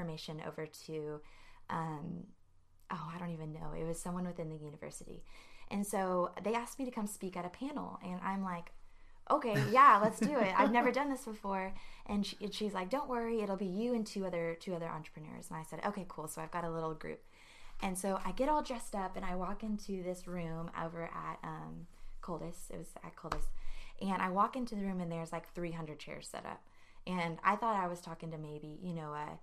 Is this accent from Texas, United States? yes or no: yes; New Braunfels, Texas, United States; moved away as an adult; now in College Station, United States; I'm from New Braunfels.